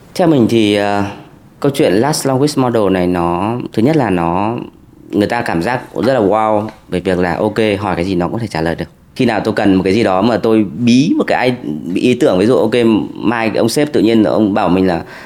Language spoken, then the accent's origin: Vietnamese; Vietnam; moved away as an adult; also born or lived in Germany; người Việt thì mình sẽ nói tiếng Anh hoặc là tiếng Đức